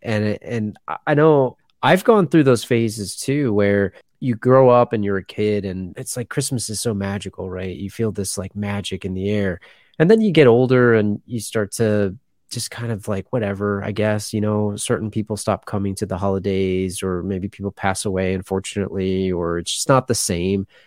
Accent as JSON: {"language": "English", "region": "Pennsylvania", "country": "United States", "tie": "born or raised there", "said": "I grew up in Pennsylvania and I'm in the Northeast here"}